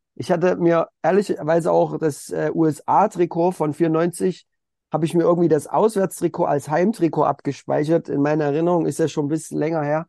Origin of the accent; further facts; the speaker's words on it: Elstra, Saxony, Germany; ich komme halt aus der Oberlausitz, das ist noch mal so ein bisschen außerhalb von Dresden, da bin ich geboren und da habe ich auch Fußball angefangen in einem kleinen Dorf, Grün-Weiß-Elstra